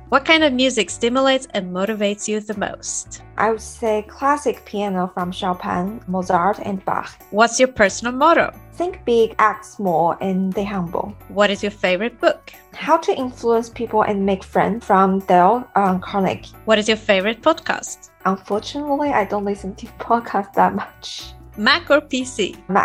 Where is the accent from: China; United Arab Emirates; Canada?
China; Sichuan; So I grew up in Sichuan, southwest province in China, and uh, it's famous for spicy food.